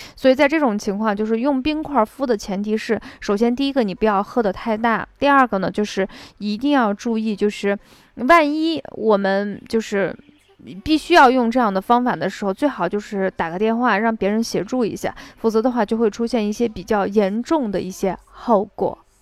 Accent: northern China, China; 我们就是北方人

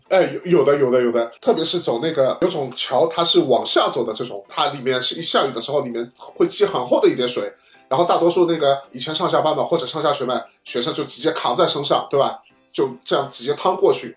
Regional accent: China; 我们中国人

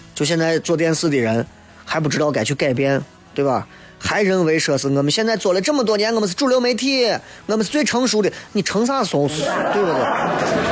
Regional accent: Xi'an, Shaanxi, China; 我们西安人的面

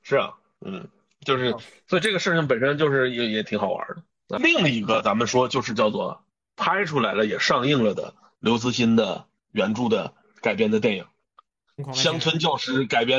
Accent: China; 但他依然有一种所谓叫，你看我们中国人的这个属于叫文化上的一些，你说叫做特点也好，也不不一定是纯粹的缺点啊，

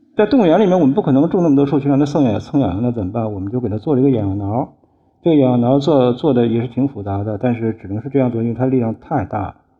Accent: China; 我们是从中国来的，从金猫的原产国来的

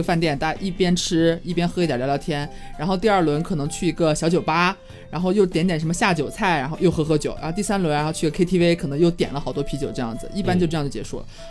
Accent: China; 我们中国蛮少这样的嘛

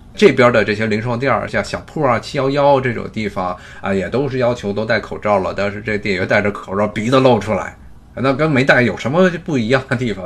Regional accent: China; now in United States; 因为我毕竟我也是中国人

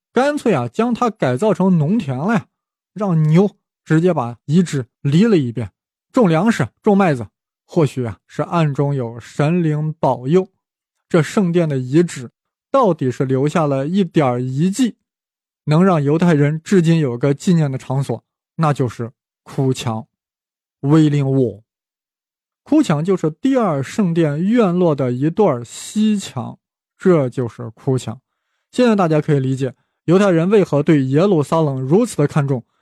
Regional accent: China; 我们中国人

